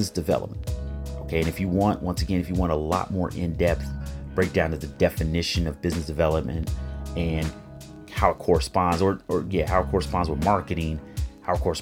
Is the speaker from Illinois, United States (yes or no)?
yes; Chicago, Illinois, United States; right here in my hometown, Chicago, Illinois